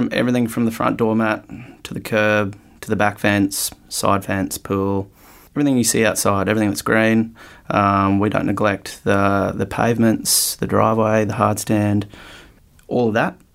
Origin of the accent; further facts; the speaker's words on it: North Queensland, Australia; also born or lived in Brisbane; now in Byron Bay, Australia; I am a 37-year-old Byron Bay resident now. I was born in North Queensland